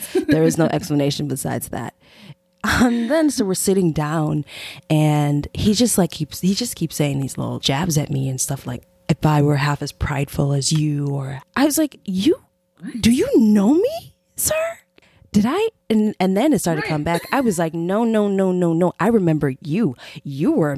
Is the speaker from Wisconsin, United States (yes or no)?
no; Chicago, Illinois, United States; also born or lived in Jamaica; I'm from Chicago and I'm Jamaican